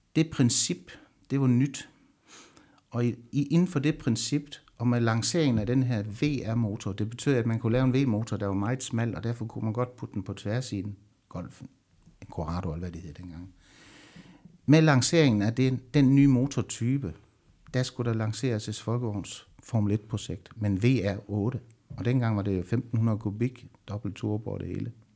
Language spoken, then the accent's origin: Danish; Southern Jutland, Southern Denmark, Denmark; jeg er sønderjyde